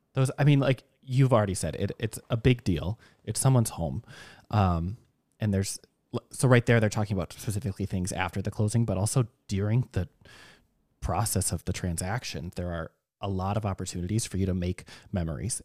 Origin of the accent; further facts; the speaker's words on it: Minnesota, United States; I'm still from Minnesota where fifty degrees is hot